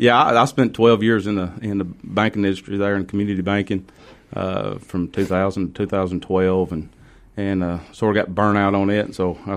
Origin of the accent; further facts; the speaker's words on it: North Georgia, United States; accent: North Georgia; I'm from North Georgia by my accent. I was born and raised in Murray County.